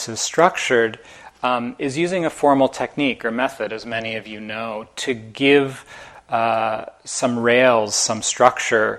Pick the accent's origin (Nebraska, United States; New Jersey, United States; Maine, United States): New Jersey, United States; moved away as an adult; also born or lived in Amherst, Massachusetts; I grew up in Jersey about 3.5 hours south of here in North Jersey.